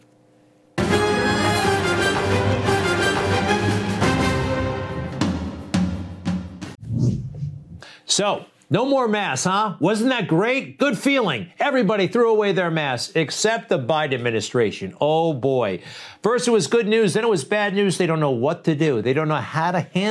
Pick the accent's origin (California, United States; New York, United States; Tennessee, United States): New York, United States; New York City; it's my hometown paper. I kind of grew up on it